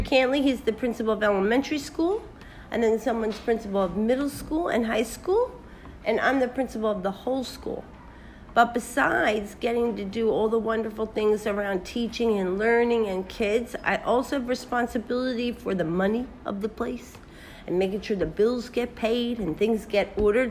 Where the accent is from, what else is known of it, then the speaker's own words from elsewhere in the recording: Philadelphia, Pennsylvania, United States; also born or lived in California; now in Dubai, United Arab Emirates; I was born and raised in Philadelphia, so another part of the United States, but on the East Coast